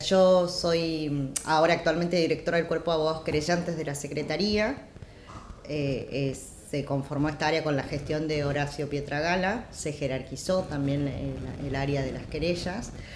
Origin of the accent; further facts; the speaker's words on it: Jujuy, Argentina; yo soy de Jujuy, vengo de ahí